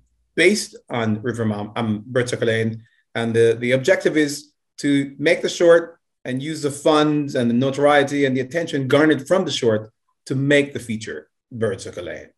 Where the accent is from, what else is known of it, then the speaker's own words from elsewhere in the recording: Jamaica; also born or lived in United States; now in Japan; I'm from Jamaica